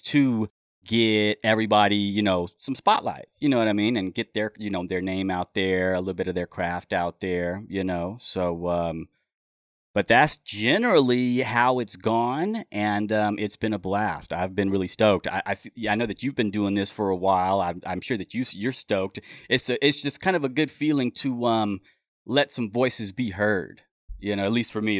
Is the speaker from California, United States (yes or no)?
yes; Los Angeles, California, United States; also born or lived in Mojave Desert, California; now in Humboldt County, United States; I grew up in Los Angeles, and I've been listening to hip hop since I was, um, you know, living in the Wilshire District down there.